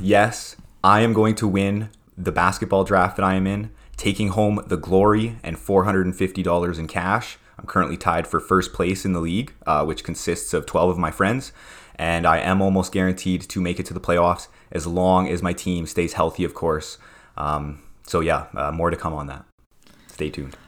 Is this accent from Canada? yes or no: yes; Prince Albert, Saskatchewan, Canada; where I grew up in Prince Albert, Saskatchewan